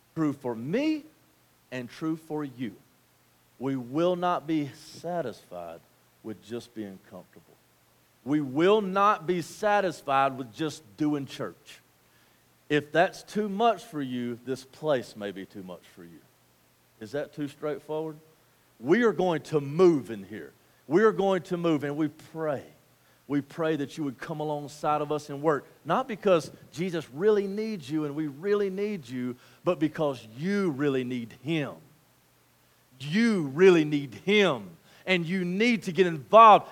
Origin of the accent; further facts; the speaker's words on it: United States; as American Christians